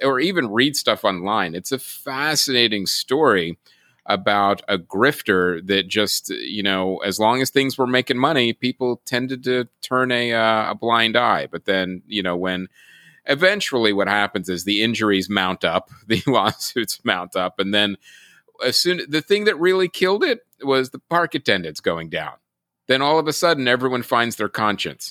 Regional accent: Pennsylvania, United States; I grew up in Pennsylvania

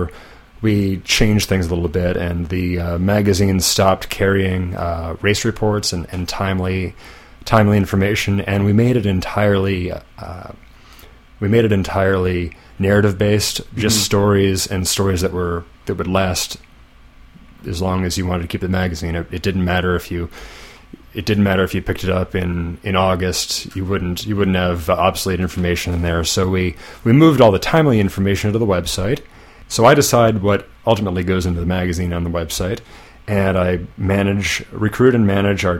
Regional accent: Pittsburgh, Pennsylvania, United States; moved away as an adult; also born or lived in Richmond; now in Washington, D.C., United States; A couple of guys I knew growing up in Pittsburgh

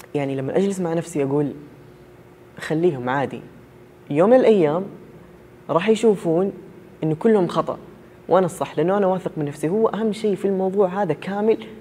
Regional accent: Saudi Arabia; انا شخص سعودي والدوري السعودي عندنا هنا

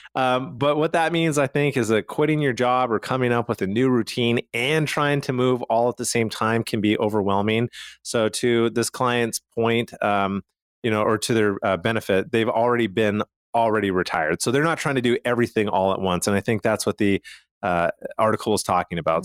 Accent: Calgary, Alberta, Canada; I'm from Calgary, Canada

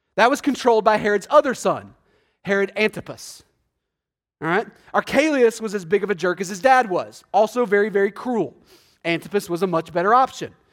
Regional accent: Texas, United States; I'm from Texas

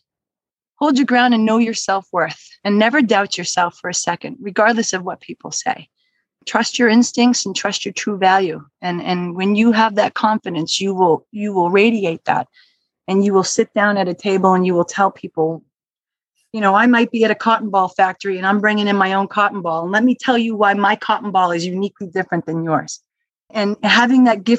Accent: Dennis, Massachusetts, United States; also born or lived in Brookline, Massachusetts; I grew up in Dennis

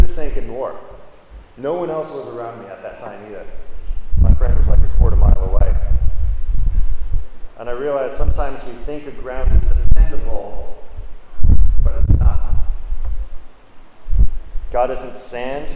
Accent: New Jersey, United States; where I grew up in New Jersey

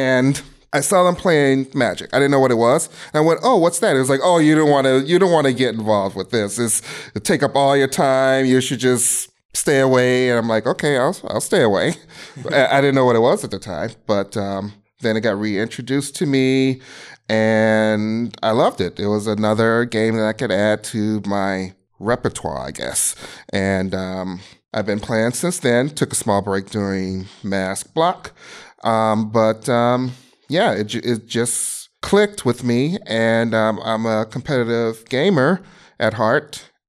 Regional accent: Chicago, Illinois, United States; I grew up in Chicago, Illinois. Still live there. Been there 40 years of my life.

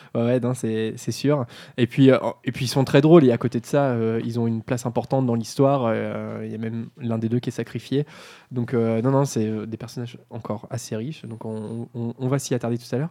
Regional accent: Normandy, France; on est normand, on vient de la province

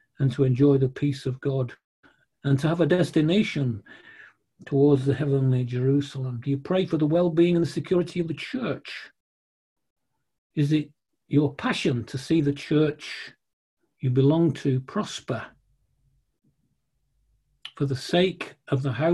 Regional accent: Manchester, North West England, United Kingdom; moved away; I'm a northerner from Manchester

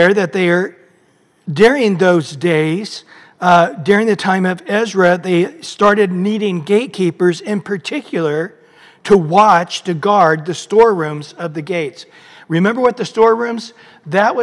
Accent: Visalia, California, United States; I grew up in Visalia

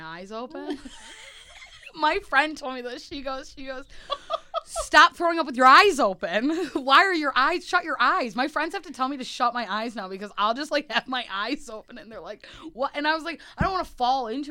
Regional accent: Wisconsin, United States; now in Chicago, United States; I grew up in Wisconsin

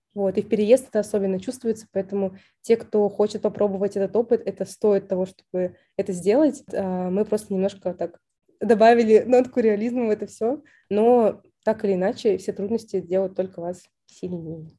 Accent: Saint Petersburg, Russia

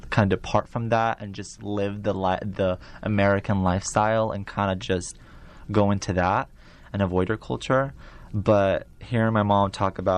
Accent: Iraq; I'm from Iraq, my parents are from Iraq or Eastern, that's great, that's awesome.

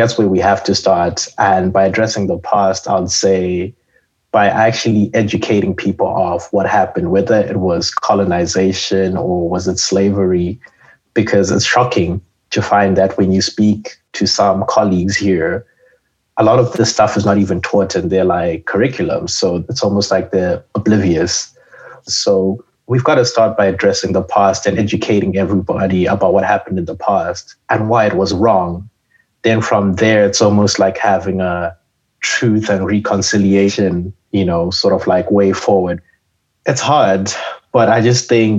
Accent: Zimbabwe; moved away as an adult; now in Canada; I am a student from Zimbabwe, and I am in chemical engineering.

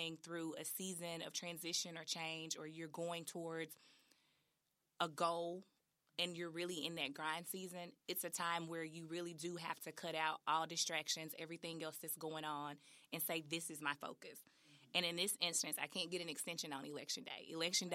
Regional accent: Memphis, Tennessee, United States; born or raised there

